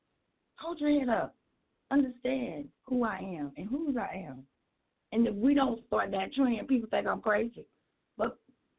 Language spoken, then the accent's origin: English; North Carolina, United States; We're from North Carolina